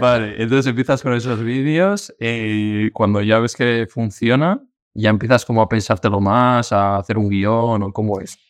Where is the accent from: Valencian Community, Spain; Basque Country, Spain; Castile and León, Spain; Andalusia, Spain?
Basque Country, Spain; now in Madrid, Spain; yo no soy de Madrid, yo soy vasco, de un pueblo también